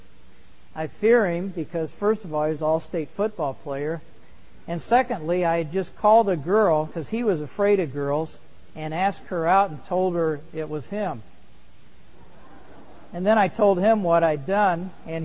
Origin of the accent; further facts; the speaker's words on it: Indiana, United States; I grew up in Indiana